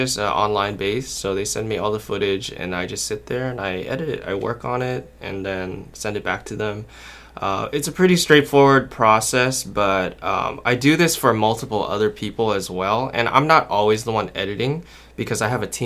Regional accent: Anaheim, California, United States; also born or lived in Alhambra, California; I'm from Anaheim, California, and yeah, I've been living in Southern California my whole life.

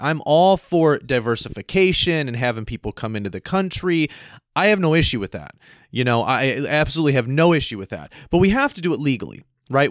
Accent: United States; me as an American citizen lived here my whole life, born here

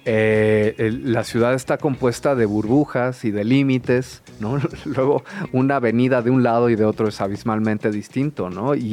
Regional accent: Mexico City, Mexico; yo que crecí aquí

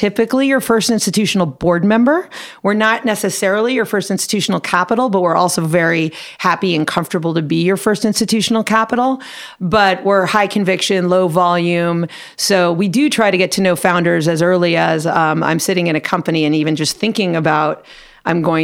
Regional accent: Los Angeles, California, United States; I am a rare LA native and a proud LA native. So I grew up in the San Fernando Valley

